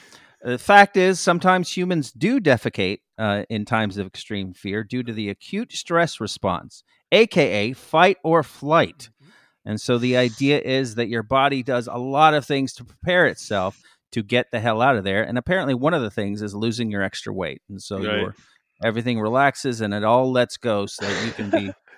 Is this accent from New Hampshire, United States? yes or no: no; Miami, Florida, United States; Listen, I'm from Miami, Florida